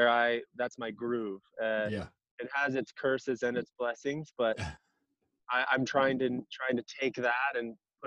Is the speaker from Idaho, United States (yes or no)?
yes; Coeur d'Alene, Idaho, United States; also born or lived in Seattle, Washington / Spokane, Washington / Rathdrum, Idaho; I grew up in I was born in northern Idaho, Coeur d'Alene. I moved around a little bit around the Pacific Northwest as I grew up. I moved to Seattle, Spokane, back to Coeur d'Alene. I graduated high school in Rathdrum, Idaho.